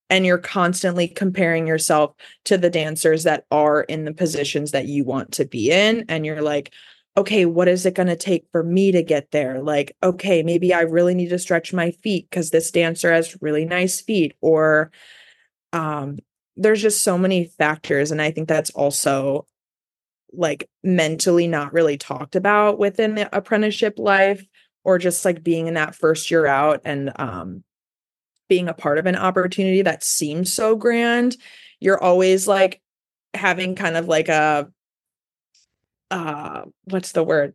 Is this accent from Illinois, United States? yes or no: yes; Elgin, Illinois, United States; moved away as an adult; also born or lived in Pittsburgh / Los Angeles; I moved back home to Chicago. I'm from Elgin, uh, about an hour west of the city